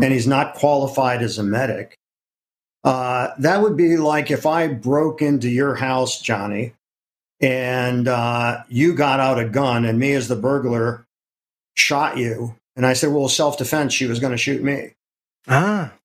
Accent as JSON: {"language": "English", "region": "Ohio", "country": "United States", "tie": "born or raised there", "moved": "as an adult", "lives_now": "New York City, United States", "said": "I'm from Ohio. But okay. I've lived in New York way, way longer"}